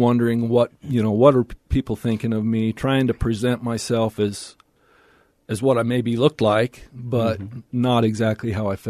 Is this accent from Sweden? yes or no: no; Salt Lake City, Utah, United States; So I grew up down here in Salt Lake, out in the Willow Creek area, and my dad was a dentist